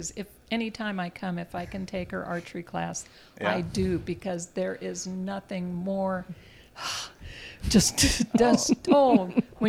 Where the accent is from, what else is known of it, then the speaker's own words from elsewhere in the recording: Yuma, Arizona, United States; I'm from Yuma, Arizona